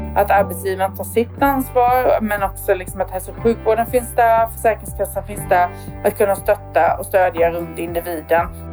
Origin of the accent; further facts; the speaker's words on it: Värnamo, Jönköping County, Sweden; now in Växjö, Sweden; jag är från Värnamo då, fast numera då får man väl ändå titulera sig Växjöbo